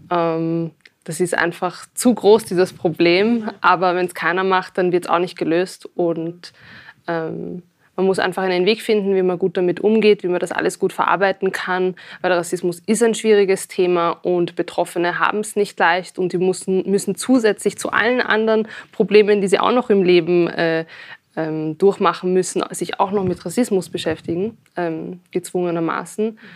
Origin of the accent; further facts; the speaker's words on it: Austria; dass ich das Gefühl habe, als Österreicherin wahrgenommen zu werden.